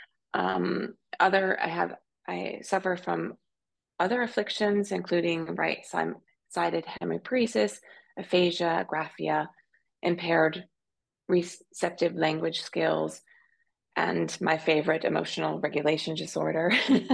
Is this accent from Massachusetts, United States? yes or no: no; Pennsylvania, United States; moved away as an adult; also born or lived in New York / London / Tokyo; now in Zurich, Switzerland; I'm originally a country girl from Pennsylvania, although I haven't lived in Pennsylvania or in the U.S. for 20 years